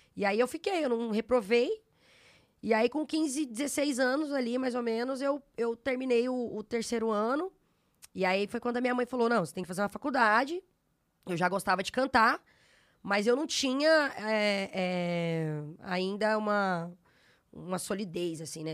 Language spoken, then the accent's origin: Portuguese; Araguaína, Tocantins, Brazil; moved away as an adult; also born or lived in Goiânia / São Luís; now in São Paulo, Brazil; Eu sou de Goiânia, natural de Goiânia, e, e, na, e cresci, né? Fui criada em Araguaína, no interior do estado Tocantins